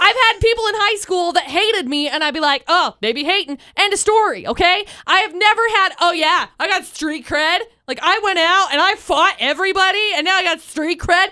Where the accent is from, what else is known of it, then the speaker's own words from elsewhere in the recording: Tremonton, Utah, United States; I grew up in Tremont and I graduated from Bear River